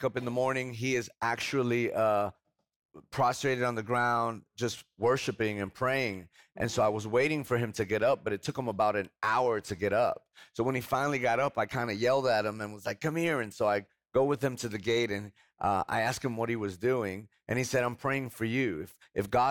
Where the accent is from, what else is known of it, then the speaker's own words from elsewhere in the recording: Hoboken, New Jersey, United States; now in Spring, Texas, United States; I come from Hoboken, New Jersey, right outside of Manhattan.